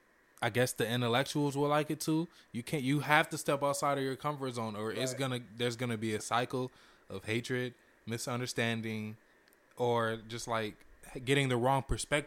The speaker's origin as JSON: {"language": "English", "town": "Detroit", "region": "Michigan", "country": "United States", "tie": "born or raised there", "said": "I'm from Detroit, Michigan, born and raised."}